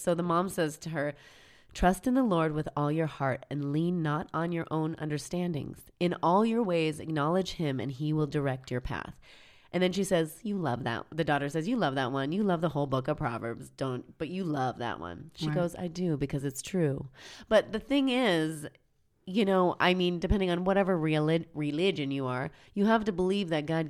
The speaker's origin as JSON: {"language": "English", "region": "Pacific Northwest", "country": "United States", "said": "I'm from the Pacific Northwest."}